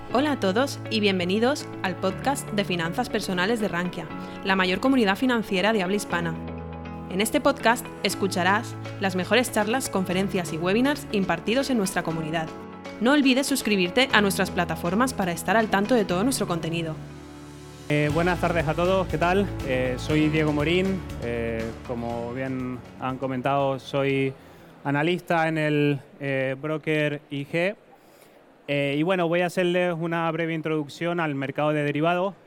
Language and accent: Spanish; Tenerife, Canary Islands, Spain; accent: Canarian; moved away as an adult; now in Madrid, Spain; mi acento es canario, soy de Tenerife, migré, crucé el charco, como decimos, a Madrid a estudiar